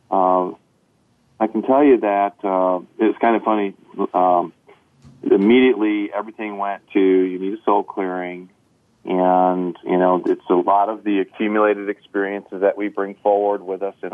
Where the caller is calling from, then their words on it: Crown Point, Indiana, United States; We're calling you from Northwest Indiana, just outside the Chicagoland area, in a town called Crown Point.